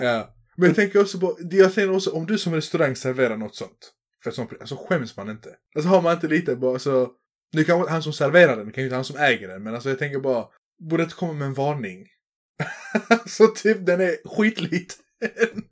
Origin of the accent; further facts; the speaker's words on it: Bosnia & Herzegovina; now in Sweden; i mitt hemlän i Bosnien, där du dricksar alltid